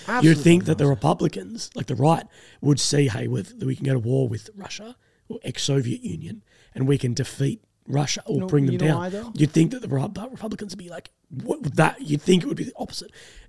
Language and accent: English; Australia; as an Australian